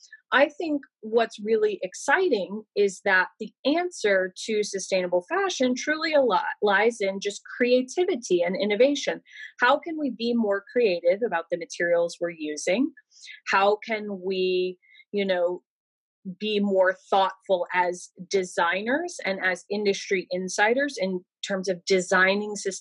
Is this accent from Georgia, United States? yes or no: yes; Georgia, United States; also born or lived in New York; now in Los Angeles, United States; I live in Los Angeles. I consider myself a New Yorker because I lived there for 10 years, but I'm from Georgia